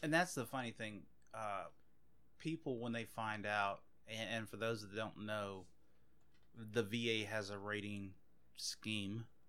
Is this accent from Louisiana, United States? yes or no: yes; Anacoco, Louisiana, United States; also born or lived in Oakdale, Louisiana; I grew up in Anacoco, which is about an hour north of here, a little, maybe a little less, uh, and I mean, grew up from sixth grade up until I graduated high school